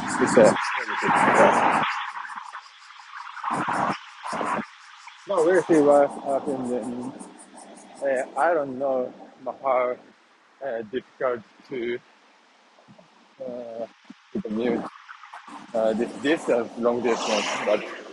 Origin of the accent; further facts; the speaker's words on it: Nagoya, Aichi, Japan; my hometown here is Nagoya City